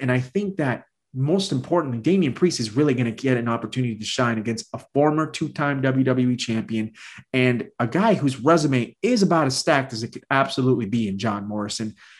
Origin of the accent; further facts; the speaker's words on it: Puerto Rico; I'm from Puerto Rico